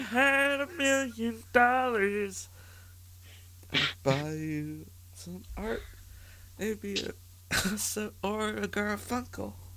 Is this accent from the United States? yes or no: no; Canada; as a Canadian